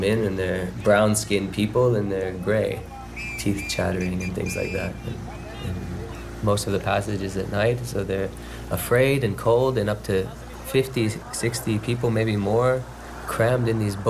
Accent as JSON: {"language": "English", "country": "United States", "tie": "born or raised there", "said": "I was born in America"}